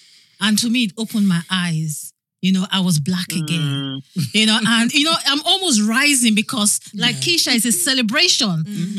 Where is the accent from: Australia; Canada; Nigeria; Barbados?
Nigeria; now in United States; So I'm Nigerian. I was raised in Nigeria, but I never saw myself as Black.